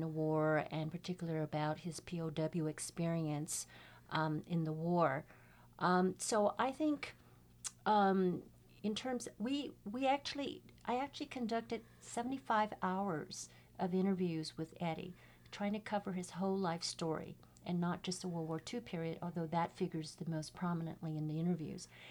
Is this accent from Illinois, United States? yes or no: no; San Francisco, California, United States; I was also born and raised in San Francisco Chinatown